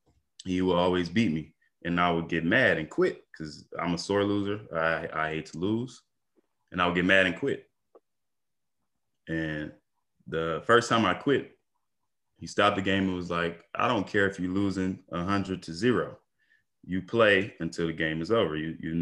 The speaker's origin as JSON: {"language": "English", "town": "Detroit", "region": "Michigan", "country": "United States", "tie": "born or raised there", "said": "You know, it's just like any other city. You know, it got its good parts, got its bad parts. The West Side isn't as bad as the East."}